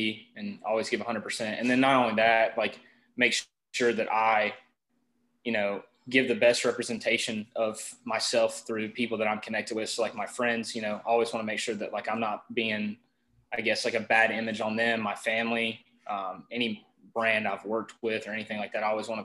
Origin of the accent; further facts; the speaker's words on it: North Carolina, United States; I'm from North Carolina.